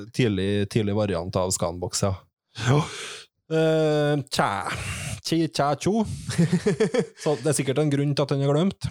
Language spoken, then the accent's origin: Norwegian; Trondheim, Trøndelag, Norway; alle de her plassene som vi vokste opp med i, i Trondheim